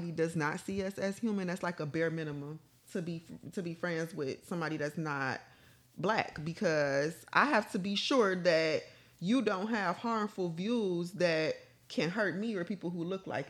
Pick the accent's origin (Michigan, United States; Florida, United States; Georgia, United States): Michigan, United States; Detroit; growing up on the East Side